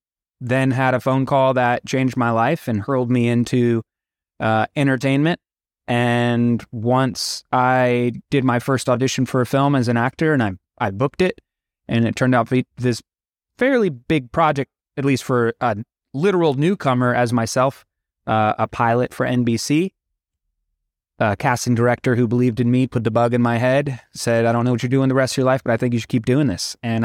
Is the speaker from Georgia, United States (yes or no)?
no; Florida, United States; And I was born and raised out of Florida.